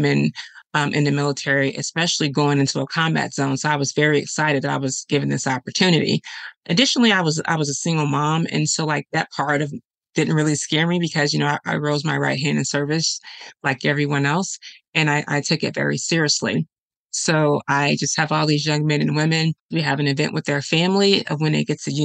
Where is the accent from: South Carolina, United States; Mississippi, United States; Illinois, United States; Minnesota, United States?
Illinois, United States; Chicago; I'm from Chicago